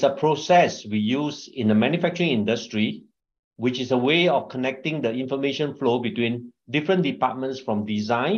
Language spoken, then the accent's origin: English; Singapore; also born or lived in China; I'm Singaporean, married with a wife and two children